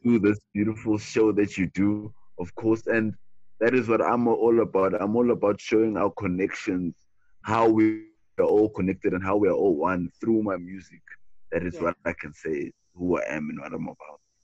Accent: Cape Town, Western Cape, South Africa; I'm originally from Cape Town, South Africa

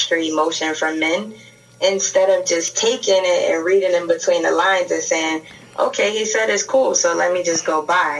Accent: New York City, New York, United States; also born or lived in Bronx; I'm calling from the Bronx, but I'm from Brooklyn.

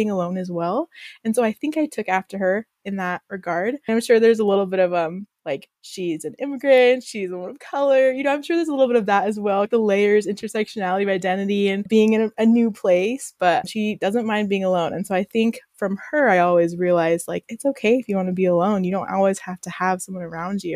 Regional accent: Austin, Texas, United States; moved away; I'm from Austin, Texas.

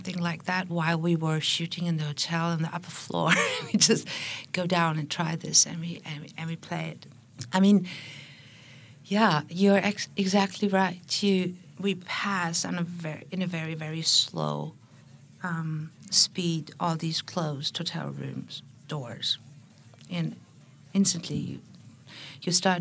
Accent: Berlin, Germany; I'm from Berlin

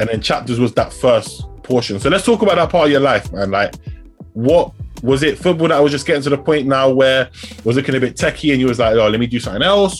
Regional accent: London, United Kingdom; also born or lived in Southampton; I'm from London.

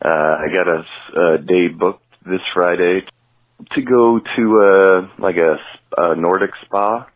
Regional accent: Kingston, Ontario, Canada; I'm from Kingston, Ontario, Canada.

